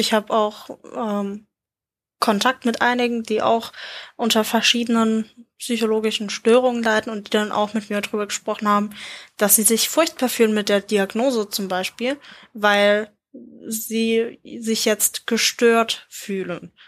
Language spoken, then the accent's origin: German; Germany; als Deutscher